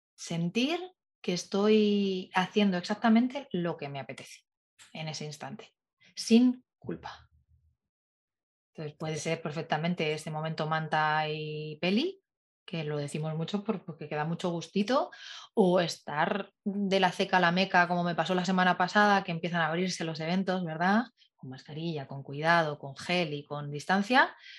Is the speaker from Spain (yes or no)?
yes; Madrid, Community of Madrid, Spain; siendo madrileña